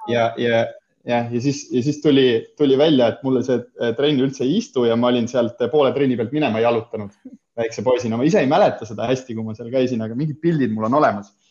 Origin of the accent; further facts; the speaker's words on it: Himmaste, Põlva County, Estonia; tulen siis Põlvast, äh, olen varsti juba kolmkümmend, hetkel kakskümmend üheksa aastat vana ja, ja üles olen kasvanud siis Immastes